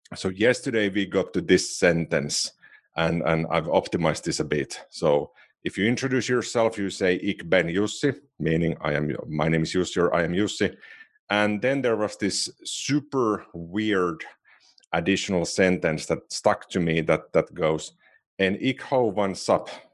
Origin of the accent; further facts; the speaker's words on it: Finland; first language Finnish; English is a second language; I do know Finnish, which is my native language.